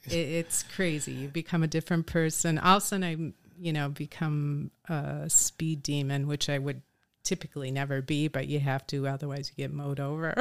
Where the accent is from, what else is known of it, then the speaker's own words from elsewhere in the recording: Oshkosh, Wisconsin, United States; moved away as an adult; also born or lived in Madison, United States / Chicago, United States; I was born and raised in Oshkosh